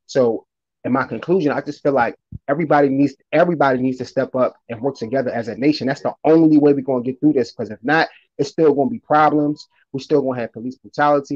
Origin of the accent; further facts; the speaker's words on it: Philadelphia, Pennsylvania, United States; I'm from Philadelphia